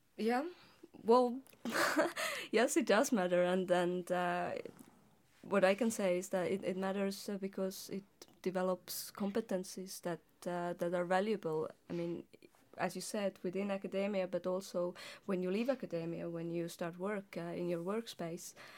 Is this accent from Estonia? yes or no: yes; Estonia; as an Estonian linguist, I was, I was, uh, writing as well as reading articles in Estonian as well as in English